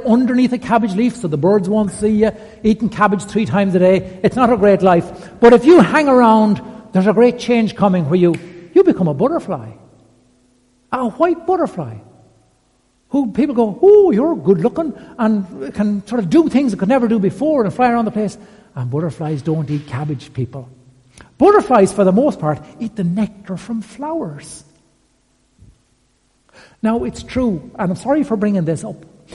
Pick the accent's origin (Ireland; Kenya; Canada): Ireland; County Westmeath, Leinster; I grew up in County Westmeath